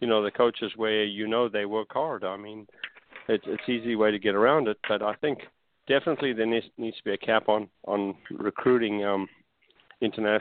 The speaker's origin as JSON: {"language": "English", "country": "South Africa", "moved": "yes", "lives_now": "Bradenton, United States", "said": "I'm from South Africa originally."}